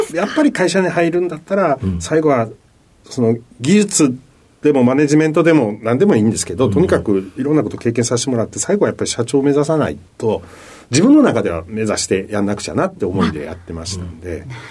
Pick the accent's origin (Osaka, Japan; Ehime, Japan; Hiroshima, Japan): Osaka, Japan; Sakai; born or raised there